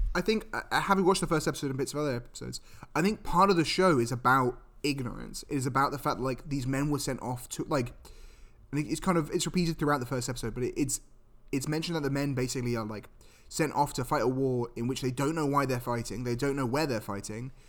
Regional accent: United Kingdom; I'm British

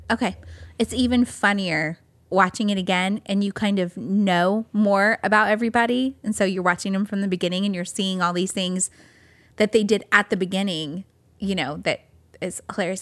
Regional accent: California, United States; moved away; growing up in California

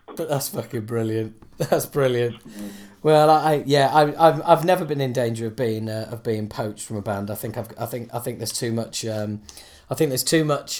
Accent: Yorkshire and the Humber, United Kingdom; moved away; I'm from Yorkshire.

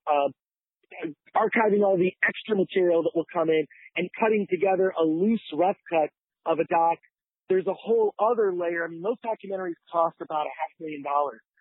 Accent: Detroit, Michigan, United States; I grew up in Detroit

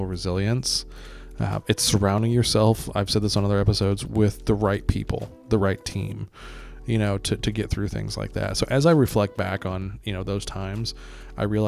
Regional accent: Greece; moved away; I'm from Greece, got to see a lot of Europe as a kid.

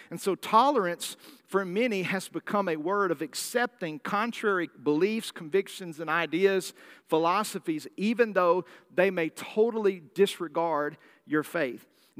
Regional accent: the South, United States; I'm from the South. I'm from the deep South. We don't like tea unless it tastes like pancake syrup.

